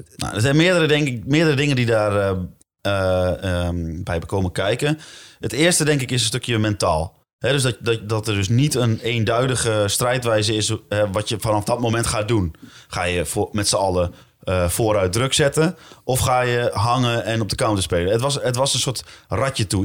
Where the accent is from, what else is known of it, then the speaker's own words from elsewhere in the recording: Zwolle, Overijssel, Netherlands; ik ben geboren in Zwolle, op 100 meter van het stadion.